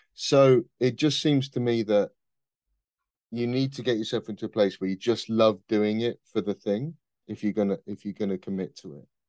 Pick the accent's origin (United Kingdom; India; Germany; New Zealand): United Kingdom; Midlands; I am from the Midlands.